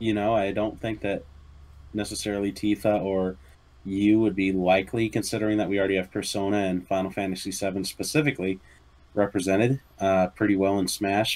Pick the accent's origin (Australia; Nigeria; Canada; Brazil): Canada; accent: Canadian; It's Canadian.